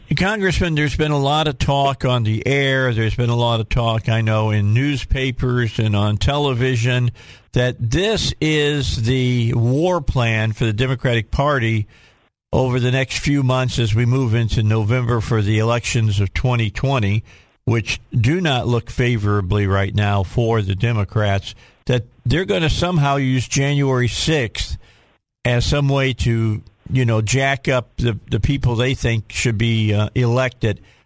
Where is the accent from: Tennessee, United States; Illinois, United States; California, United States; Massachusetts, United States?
Illinois, United States; Chicago; now in Little Rock, United States; I grew up driving in Chicago